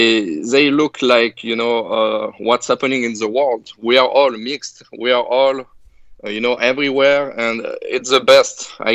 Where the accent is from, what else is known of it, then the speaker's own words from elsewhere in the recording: France; now in United States; I'm from France, but I'm actually trying to be a good American citizen.